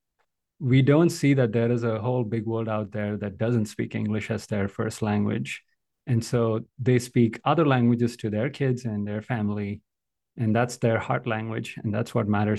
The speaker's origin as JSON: {"language": "English", "country": "India", "tie": "born or raised there", "moved": "yes", "said": "I grew up in India"}